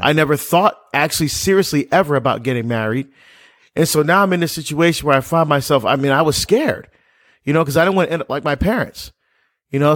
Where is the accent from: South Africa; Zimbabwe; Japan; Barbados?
Barbados; I was born in Barbados